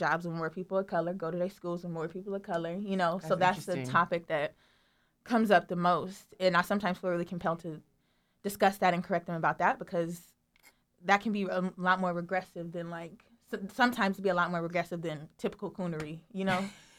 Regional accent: Los Angeles, California, United States; growing up in Watts, it's an area that used to be predominantly black.

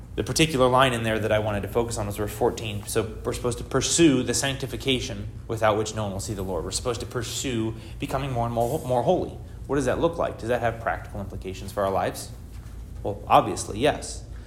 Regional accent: United States; I'm an American

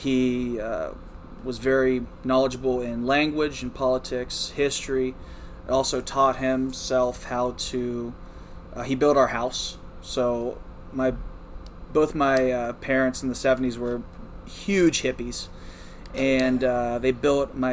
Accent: rural West Virginia, United States; moved away; also born or lived in Beaver, Pennsylvania; I was born in Beaver, and I was raised just across the border in rural West Virginia. I grew up on about a 130-acre farm.

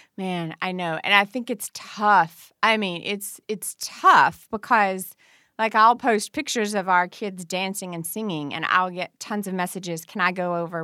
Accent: Farmington, Kentucky, United States; also born or lived in Murray, Kentucky; I'm from Farmington, Kentucky

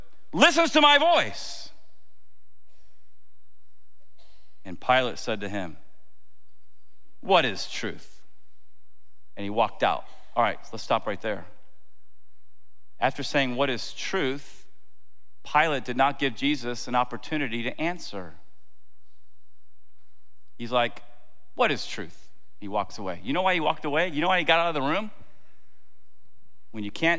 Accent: Tampa, Florida, United States; I'm not from New Jersey. I'm from Tampa

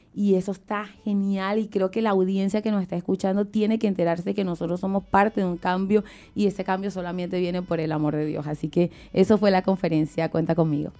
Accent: Ocumare de la Costa de Oro, Aragua, Venezuela; moved away; el pueblo donde yo nací, Ocumare de la Costa de Oro

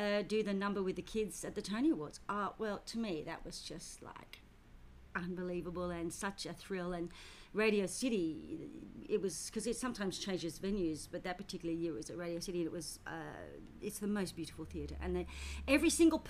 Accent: Australia; also born or lived in United Kingdom / London; I was born in Britain, came to Australia when I was 4 and a half, so, and of course I'm an Australian citizen

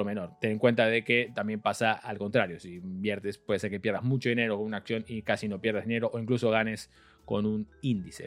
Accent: Argentina; soy argentino

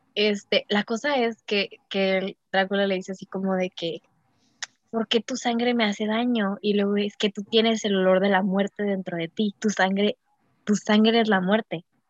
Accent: Mexico; soy mexicana

